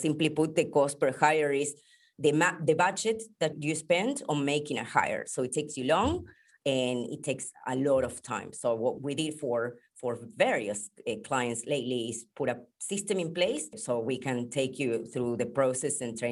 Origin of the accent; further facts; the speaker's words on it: Buenos Aires, Argentina; moved away as an adult; now in Sydney, Australia; I'm originally from Buenos Aires, Argentina.